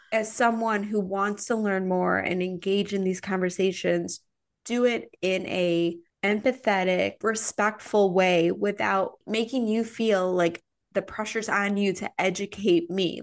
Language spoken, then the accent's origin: English; Midwest, United States; moved away; also born or lived in Chicago; I'm from the Midwest